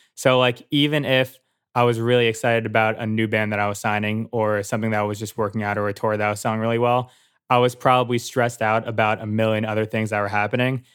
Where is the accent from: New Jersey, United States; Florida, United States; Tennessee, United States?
New Jersey, United States; moved away as an adult; also born or lived in Philadelphia; I was born and raised in New Jersey.